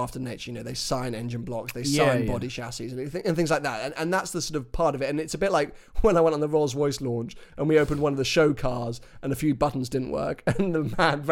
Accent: United Kingdom; as a Brit

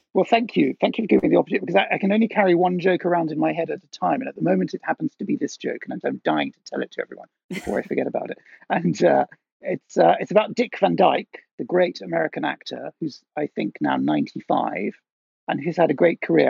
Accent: Netherlands; moved away; I grew up in Holland

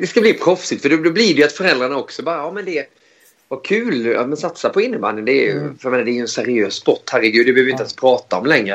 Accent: Växjö, Småland, Sweden; moved away as an adult; also born or lived in Switzerland / Gothenburg; jag kom från, från Småland också

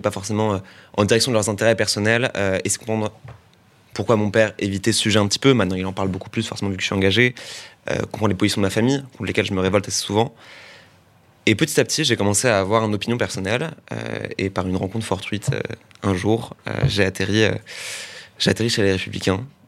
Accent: Boulogne-Billancourt, Île-de-France, France; also born or lived in Paris; je viens de Boulogne, puis, euh, puis du 16e

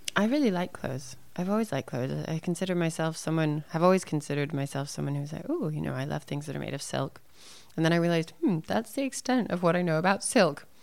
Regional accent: Santa Fe, New Mexico, United States; born or raised there; also born or lived in Arizona

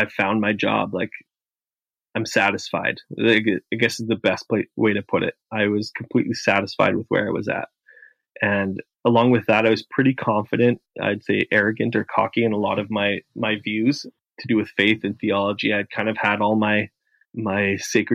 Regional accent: Canada; as a Canadian

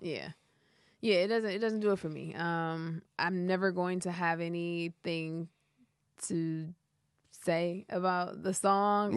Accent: Detroit, Michigan, United States; now in Los Angeles, United States; I'm from Detroit

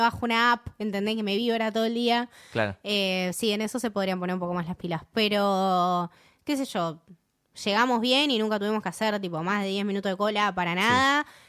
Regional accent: Argentina; soy Argentina

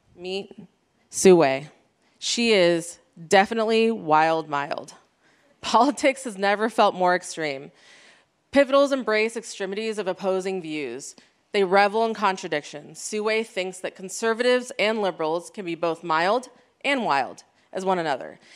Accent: United States; me being an Iranian American, first generation

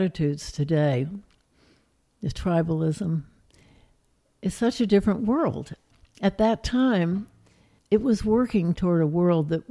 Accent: Highland Park, Illinois, United States; moved away as an adult; also born or lived in Chicago, Illinois / Chattanooga, Tennessee; I was born on the North Shore of Chicago in Highland Park, Illinois

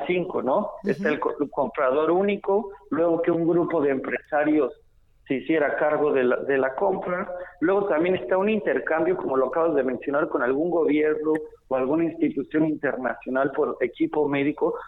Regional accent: Mexico; como muchos mexicanos

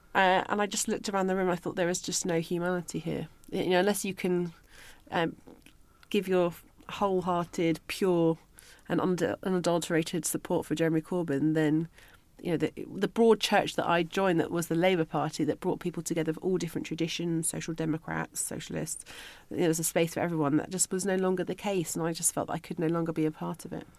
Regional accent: London, United Kingdom; moved away as an adult; also born or lived in Liverpool; I was originally from London

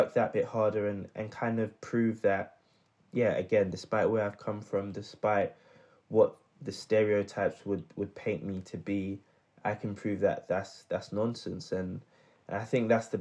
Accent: London, United Kingdom; also born or lived in Midlands; I was born and raised in South London.

